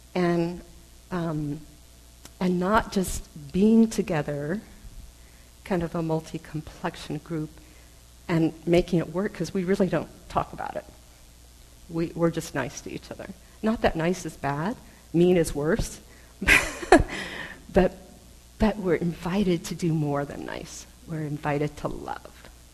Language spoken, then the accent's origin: English; United States; I am intensely aware that I'm Chinese American